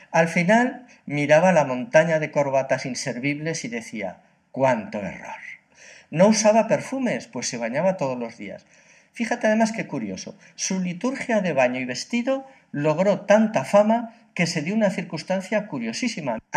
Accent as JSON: {"language": "Spanish", "region": "Catalonia", "country": "Spain", "said": "Pues sí, yo, yo como catalán eh, realmente le he echado de menos."}